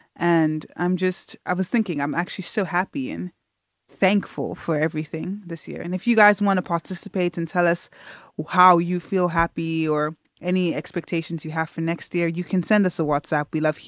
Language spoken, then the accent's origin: English; South Africa; also born or lived in Nigeria; I mean, like, I'm Nigerian. I didn't grow up singing the same songs as many South Africans. I may have grown up in South Africa, but I had a completely different life experience to many people.